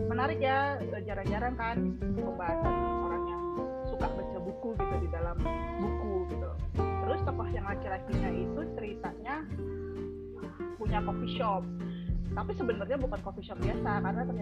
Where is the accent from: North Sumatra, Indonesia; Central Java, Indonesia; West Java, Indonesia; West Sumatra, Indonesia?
North Sumatra, Indonesia; Medan; aku tuh aslinya dari Medan sebenarnya tapi aku belum pernah ke Aceh belum pernah ke Padang di Medan lompat langsung ke Jakarta